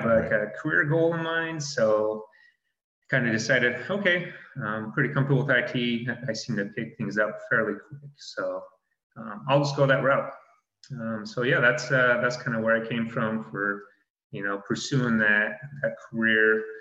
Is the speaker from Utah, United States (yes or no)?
yes; Utah, United States; moved away; I'm originally from Utah, born and raised